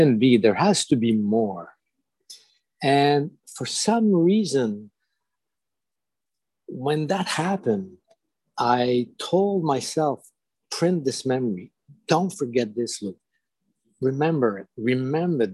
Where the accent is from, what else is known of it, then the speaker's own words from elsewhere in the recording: Montreal, Quebec, Canada; first language French; English is a second language; And I'm from Quebec. I'm a Francophone. So this is happening in the north part of Montreal, Quebec.